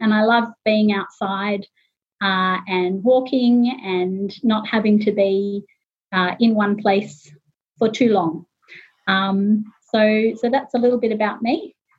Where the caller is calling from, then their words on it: Sydney, New South Wales, Australia; I would begin by saying that I'm talking today from Gadigal and Bidjigal land, part of the Eora Nation, and I pay my respects to them.